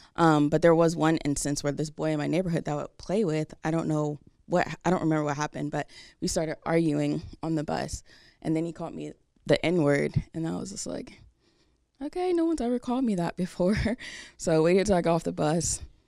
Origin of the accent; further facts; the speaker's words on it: Delaware, United States; now in Jacksonville, United States; I think the first time that I've experienced racism was when I moved from Jacksonville, from Delaware, which was a big culture shock because where my parents and I lived at in Delaware